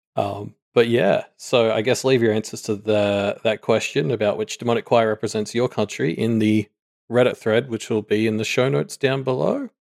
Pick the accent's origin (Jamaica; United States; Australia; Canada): Australia; we were a penal colony that now has a higher G, G D P per capita than the place that sent all its prisoners there